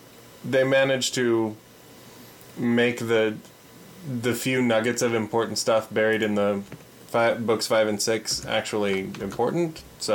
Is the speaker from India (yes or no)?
yes; India; Just because, yeah, we're hardcore Indian, and that's how life is, man.